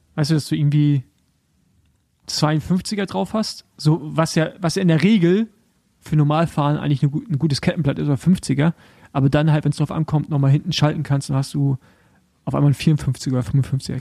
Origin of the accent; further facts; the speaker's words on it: the East, eastern Germany, Germany; da, wo ich herkomme, also so aus dem Osten